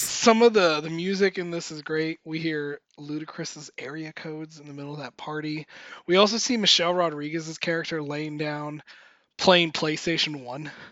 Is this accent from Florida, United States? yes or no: yes; Miami, Florida, United States; moved away; my hometown of Miami